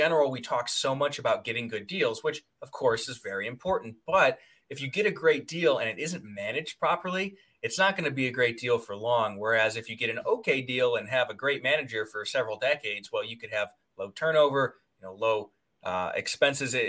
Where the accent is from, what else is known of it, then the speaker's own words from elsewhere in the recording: Medina, Ohio, United States; I was in Medina, Ohio, Valley City, that area. Yep. Nice. So grew up in a very stereotypical sort of conservative lower middle class family